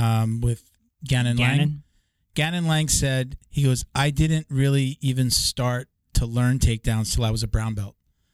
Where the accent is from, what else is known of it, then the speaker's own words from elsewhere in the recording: Long Island, New York, United States; I grew up in New York. I'm from New York. I grew up on Long Island. So, you know, we were wannabe city kid.